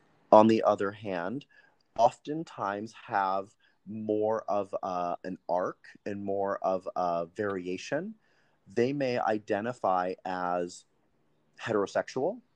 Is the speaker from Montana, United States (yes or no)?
yes; Montana, United States; I was born and raised in Montana